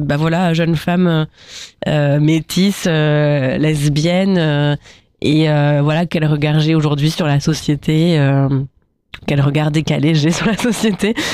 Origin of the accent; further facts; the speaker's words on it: Normandy, France; moved away; also born or lived in Paris; de mon enfance euh, en Normandie et donc euh, ce que ce que c'est d'être euh, une petite fille métisse qui grandit à la campagne